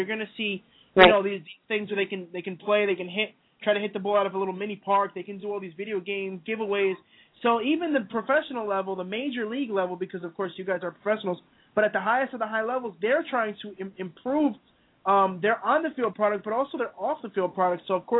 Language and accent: English; near Newark, New Jersey, United States; I've grown up 15 minutes from here.